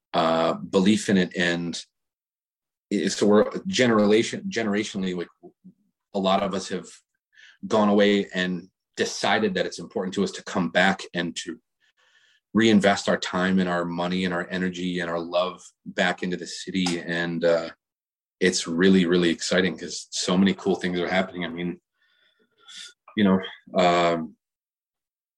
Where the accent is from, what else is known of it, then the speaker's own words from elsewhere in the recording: Buffalo, New York, United States; moved away; also born or lived in Denver / Nashville / North Carolina; growing up in Buffalo